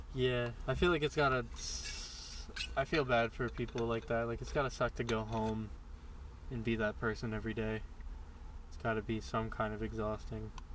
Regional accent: Florida, United States; I was born in Florida and I lived with my grandma

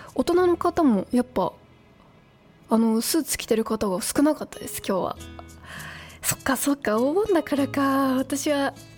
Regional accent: Saitama, Japan; 私も埼玉県民だし

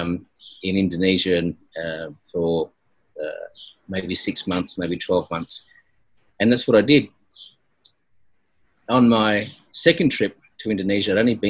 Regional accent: Geelong, Victoria, Australia; moved away as an adult; also born or lived in Swan Hill, Victoria / Melbourne / Northern Territory; my parents moved to another part of Victoria, which is Geelong and the Bellarine Peninsula. And that's where I spent most of my childhood growing up down there.

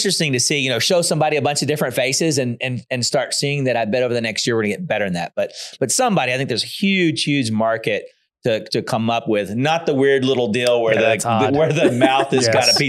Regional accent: the South, United States; I'm from the South. That's what we do. We say hi.

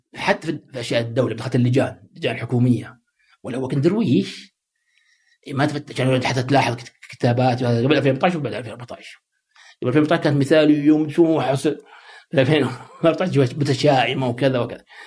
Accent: Saudi Arabia; also born or lived in United States; عندنا في السعوديه

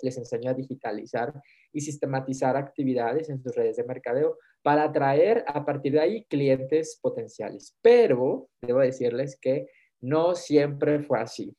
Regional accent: Mexico; hoy soy mexicano

